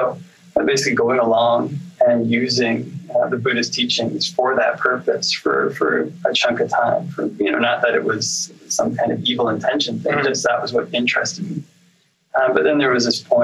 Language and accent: English; Oshawa, Ontario, Canada; also born or lived in Pickering, Ontario / Toronto; grew up mainly in Oshawa, just kind of the eastern end of the GTA. And then in high school, moved to Pickering, Ontario.